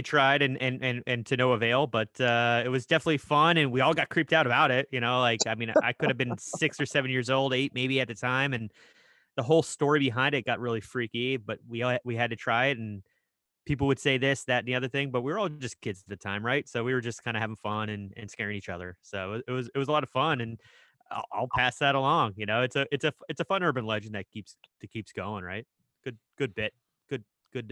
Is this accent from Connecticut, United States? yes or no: yes; Simsbury, Connecticut, United States; I was growing up in Simsbury, Connecticut